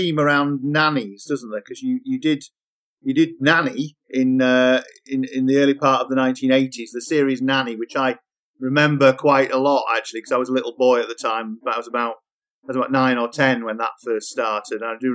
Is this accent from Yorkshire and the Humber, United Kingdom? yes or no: yes; Yorkshire and the Humber, United Kingdom; I'm from Yorkshire